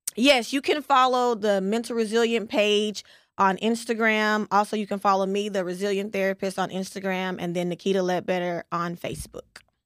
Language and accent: English; West Texas, United States; I'm from West Texas